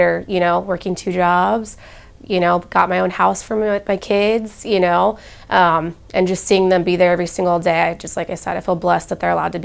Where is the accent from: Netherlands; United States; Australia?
United States; Temecula, California; moved away as an adult; now in Columbus, United States; I'm from California. I don't have family here